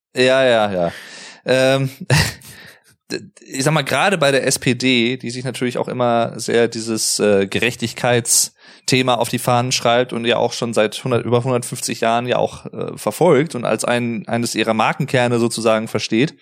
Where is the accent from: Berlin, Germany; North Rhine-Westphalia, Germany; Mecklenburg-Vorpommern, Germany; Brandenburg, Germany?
North Rhine-Westphalia, Germany; Arnsberg; hier bei, bei uns in Arnsberg